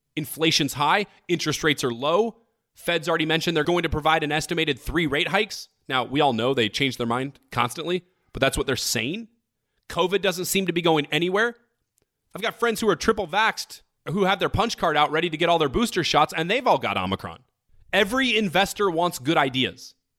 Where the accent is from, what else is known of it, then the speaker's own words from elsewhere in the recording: United States; we're one country with three hundred thirty million people